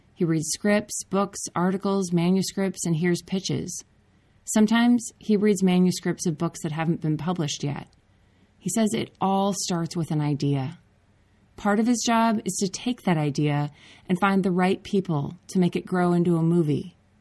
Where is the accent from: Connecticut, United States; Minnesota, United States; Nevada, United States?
Minnesota, United States; Andrew and I grew up together in Minnesota